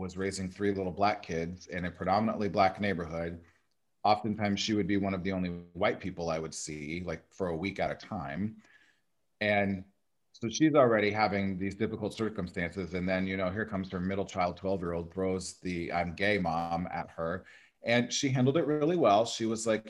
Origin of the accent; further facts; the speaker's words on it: Nebraska, United States; moved away as an adult; also born or lived in Des Moines, Iowa / Chicago; now in Los Angeles, United States; I grew up in Nebraska and I live in Los Angeles now.